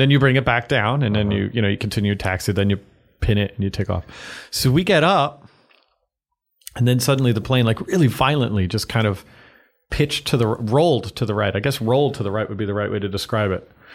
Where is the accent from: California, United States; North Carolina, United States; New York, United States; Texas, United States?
New York, United States; Massapequa; I grew up uh, just outside of New York City on Long Island in Massapequa